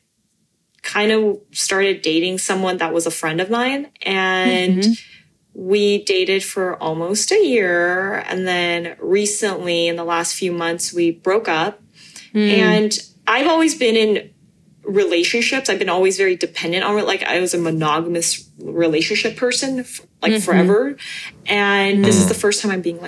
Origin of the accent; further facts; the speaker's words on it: United States; English is a second language; I was born here and I was the only person born in the US in elementary school that was going to ESL.